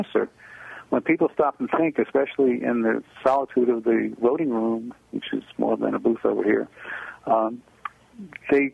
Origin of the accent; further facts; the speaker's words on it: United States; now in Israel; I'm an American